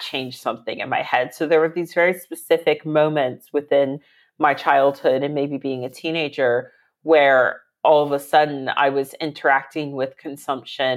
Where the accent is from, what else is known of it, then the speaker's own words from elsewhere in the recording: Virginia, United States; moved away as an adult; now in London, United Kingdom; I am American. I'm from Virginia